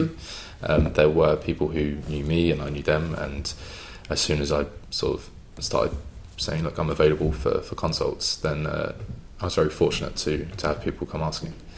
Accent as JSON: {"language": "English", "region": "London", "country": "United Kingdom", "tie": "born or raised there", "also_born_or_lived": "Cheltenham", "accent": "English", "moved": "as an adult", "said": "coming from and growing up in the London area"}